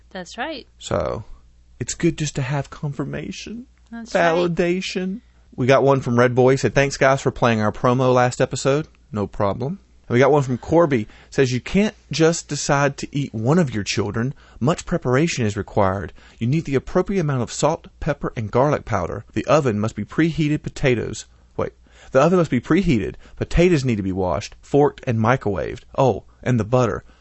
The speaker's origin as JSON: {"language": "English", "region": "New York", "country": "United States", "said": "I hope y'all don't hate me, even though I'm from New York."}